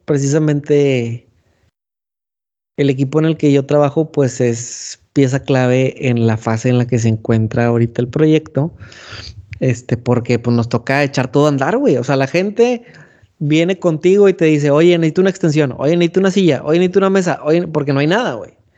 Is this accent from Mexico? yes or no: yes; San Nicolás de los Garza, Nuevo León, Mexico; le agradezco a San Nicolás por haberme elegido como hijo suyo